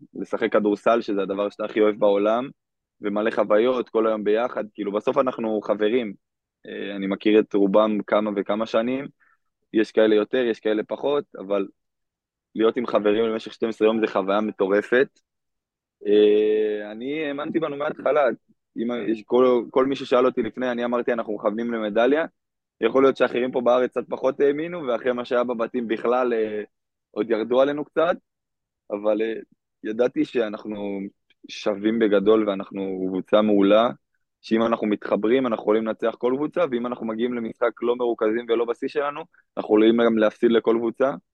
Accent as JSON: {"language": "Hebrew", "town": "Kadima Zoran", "region": "Central District", "country": "Israel", "said": "אני מקדימה צורן במקור"}